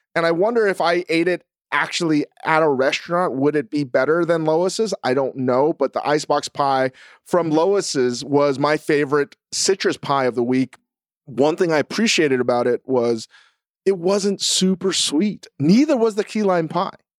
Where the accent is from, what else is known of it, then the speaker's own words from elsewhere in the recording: Virginia, United States; I'm a boy from Virginia.